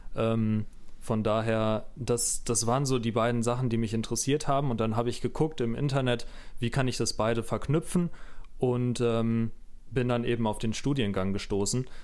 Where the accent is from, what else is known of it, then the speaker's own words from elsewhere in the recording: near Bochum, Ruhr area, North Rhine-Westphalia, Germany; ich komme aus Nähe Bochum, ähm, also Ruhrpott